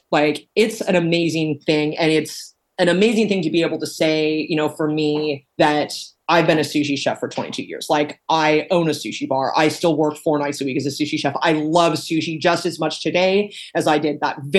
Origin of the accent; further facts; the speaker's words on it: Corvallis, Oregon, United States; also born or lived in Arizona; growing up in Corvallis, Oregon